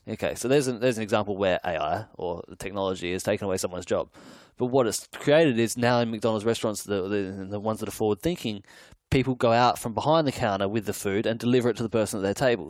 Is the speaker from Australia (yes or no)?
yes; Adelaide, South Australia, Australia; now in Sydney, Australia; I grew up in Adelaide and I live in Sydney now